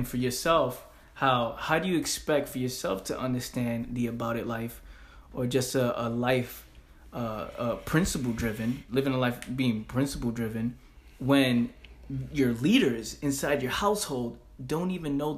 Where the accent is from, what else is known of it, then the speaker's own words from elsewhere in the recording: New York City, New York, United States; where we grew up in the Bronx, in the hood